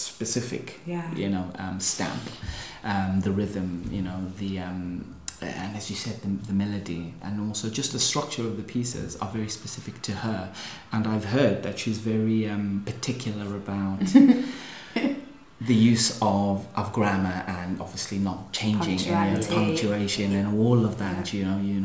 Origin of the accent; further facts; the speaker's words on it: South Africa; being South African myself